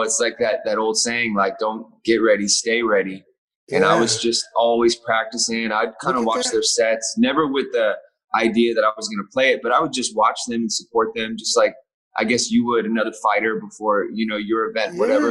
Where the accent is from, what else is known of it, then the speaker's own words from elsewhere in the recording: Fontana, California, United States; also born or lived in Laguna Beach / Los Angeles; I grew up really close here. I was born in Fontana, and then I just kind of moved all around here.